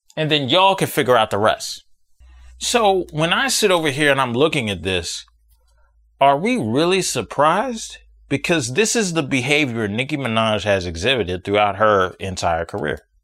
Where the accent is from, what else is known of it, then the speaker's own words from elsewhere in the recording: United States; I'm from America